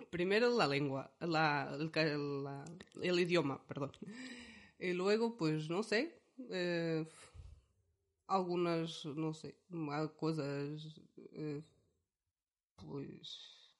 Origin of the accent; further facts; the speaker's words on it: Centro, Portugal; Spanish is a second language; moved away as an adult; also born or lived in Vitoria, Spain; now in Izarra, Spain; nosotros nacemos en Portugal, eh, somos del centro de Portugal. Eh, tanto yo como mi marido somos de un, yo soy de un pueblo